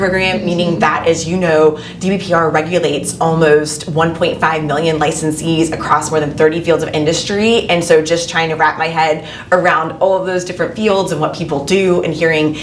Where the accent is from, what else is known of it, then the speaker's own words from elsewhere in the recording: Bradenton, Florida, United States; I was born and raised in Bradenton.